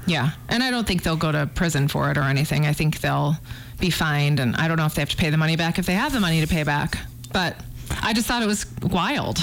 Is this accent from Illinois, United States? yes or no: yes; outside of Chicago, Illinois, United States; now in Missoula, United States; I grew up outside of Chicago